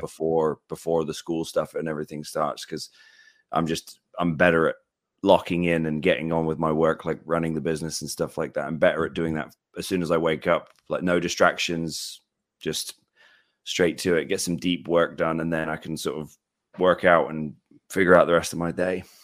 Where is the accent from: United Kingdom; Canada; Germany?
United Kingdom; I'm British